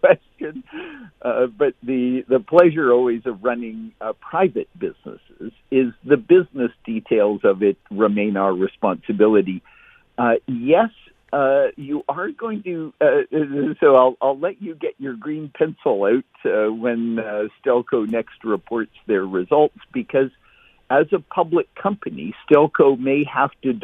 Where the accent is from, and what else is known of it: Hamilton, Ontario, Canada; born or raised there